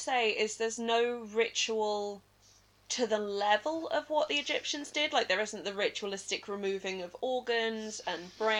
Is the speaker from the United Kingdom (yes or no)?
yes; England, United Kingdom; I am English.